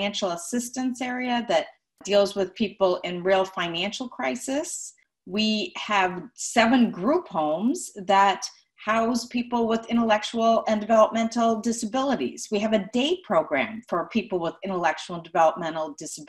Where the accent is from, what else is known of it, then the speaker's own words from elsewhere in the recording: Minnesota, United States; moved away as an adult; now in Atlanta, United States; I'm from Minnesota. I'm a third generation Minnesotan